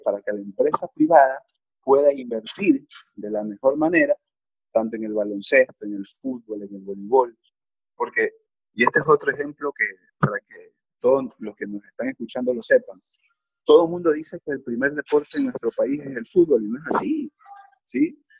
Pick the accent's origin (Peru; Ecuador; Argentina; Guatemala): Ecuador; como ecuatoriano